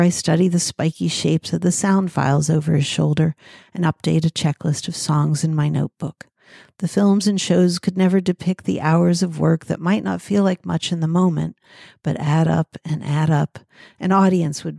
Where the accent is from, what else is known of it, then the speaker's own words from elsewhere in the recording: Pittsburgh, Pennsylvania, United States; I come from Pittsburgh